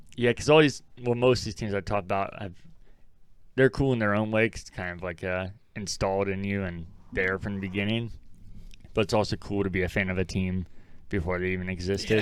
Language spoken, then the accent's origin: English; Ohio, United States; growing up in Ohio